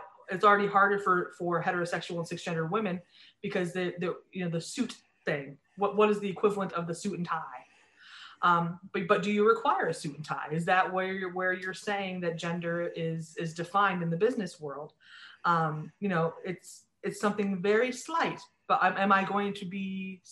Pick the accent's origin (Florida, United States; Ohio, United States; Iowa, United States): Ohio, United States; Sandusky; I grew up in near Sandusky, Ohio